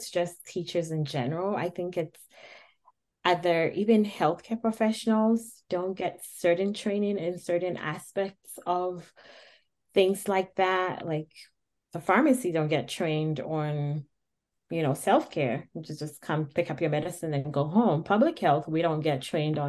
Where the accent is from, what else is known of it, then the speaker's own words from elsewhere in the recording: Ghana; moved away; as a Black woman, I come from Ghana. I was taught at a younger age, you take care of people.